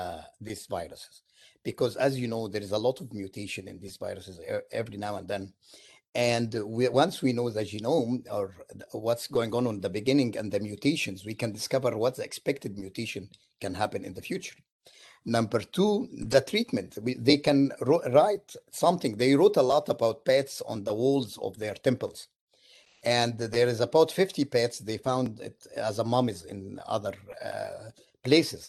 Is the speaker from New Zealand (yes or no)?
no; Egypt; now in Syracuse, United States; I am from Egypt originally.